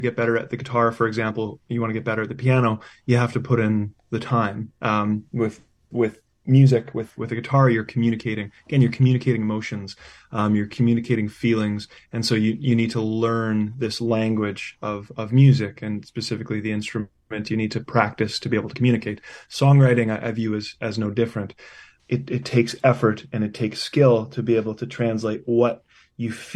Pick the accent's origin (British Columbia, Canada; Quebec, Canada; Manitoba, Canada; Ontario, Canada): Manitoba, Canada; Winnipeg; I was born and raised in Winnipeg